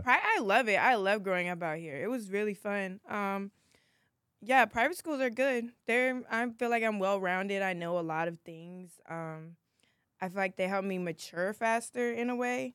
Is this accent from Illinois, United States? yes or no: no; Inglewood, California, United States; I'm from Los Angeles, California, most, more specifically, Inglewood, um, Playa del Rey area